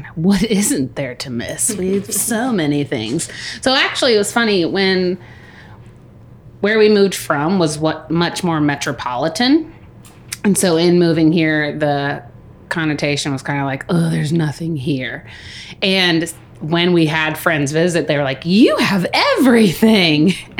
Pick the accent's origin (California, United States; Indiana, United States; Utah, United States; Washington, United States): Indiana, United States; my parents had already moved back home to Indiana because we're originally from Indiana, but not Marion.